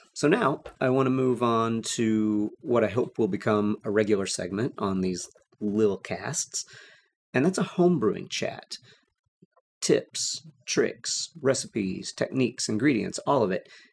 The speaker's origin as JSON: {"language": "English", "region": "Texas", "country": "United States", "tie": "born or raised there", "said": "growing up in Texas"}